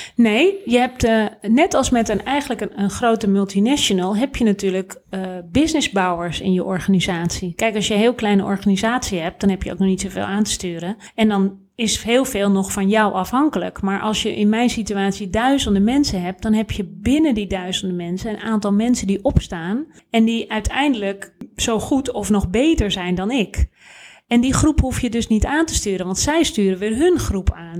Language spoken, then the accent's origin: Dutch; Netherlands; wij zijn als Nederlanders